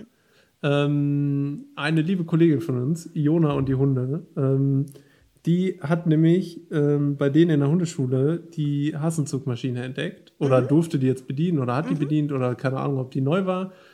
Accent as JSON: {"language": "German", "area": "Ruhr area", "region": "North Rhine-Westphalia", "country": "Germany", "moved": "as an adult", "lives_now": "Bergisches Land, Germany", "said": "Ich komme ja aus dem, aus dem Ruhrgebiet"}